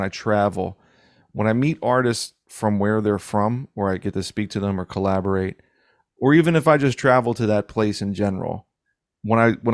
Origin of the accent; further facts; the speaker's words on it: Philadelphia, Pennsylvania, United States; I'm from South Philly.